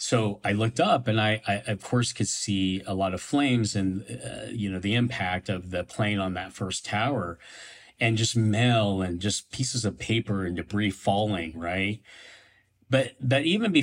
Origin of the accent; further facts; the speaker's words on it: Hutchinson, Kansas, United States; moved away as an adult; also born or lived in New York; I grew up in Hutchinson, Kansas.